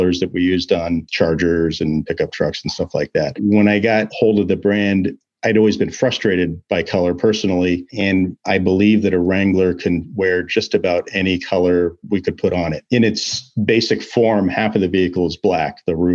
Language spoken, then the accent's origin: English; Portland, Oregon, United States; I grew up in the Portland, Oregon area